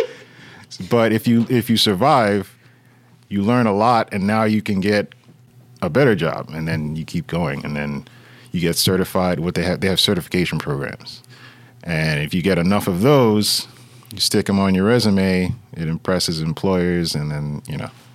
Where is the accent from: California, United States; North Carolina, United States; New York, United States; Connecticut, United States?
New York, United States; New York City; now in Fort Lee, United States; I was born and raised in Brooklyn, but I got out of there and I moved over to Fort Lee, New Jersey.